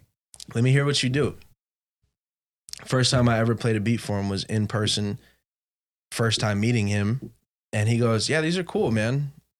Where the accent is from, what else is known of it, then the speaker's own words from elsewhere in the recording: West Covina, California, United States; also born or lived in Boise / Ontario; now in San Diego, United States; I was like, oh, I'm from West Covina. I used to live in Boise. I lived in Ontario. I live in San Diego.